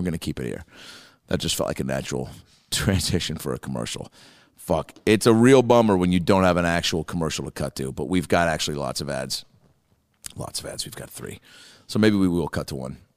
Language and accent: English; Seattle, Washington, United States; moved away; I go, Seattle